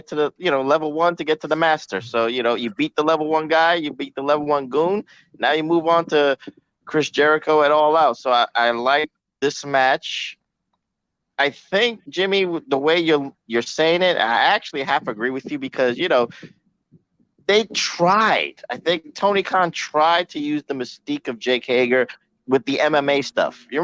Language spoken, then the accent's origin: English; Canada; That's true. I'm Canadian.